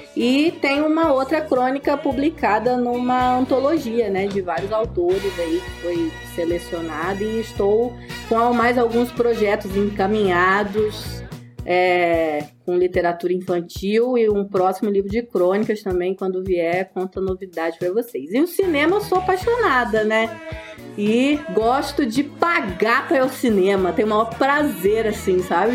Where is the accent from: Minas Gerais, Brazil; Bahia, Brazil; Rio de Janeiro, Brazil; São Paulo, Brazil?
Rio de Janeiro, Brazil; Campos dos Goytacazes; now in Curitiba, Brazil; Eu sou nascida em Campos dos Goitacazes, né? Conterrânea aí de alguns aqui deste podcast